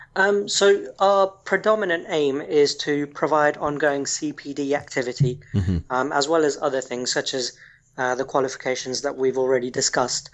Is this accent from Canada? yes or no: no; Kenya; moved away as an adult; now in United Kingdom; I was actually born and raised in Kenya before moving to the UK approximately 15 years ago